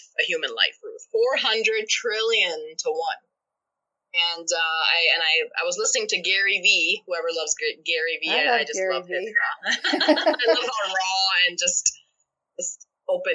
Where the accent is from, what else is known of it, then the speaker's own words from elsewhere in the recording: Pakistan; moved away as an adult; now in United States; I am an immigrant, and I was not born in this country. I was born back home in Pakistan.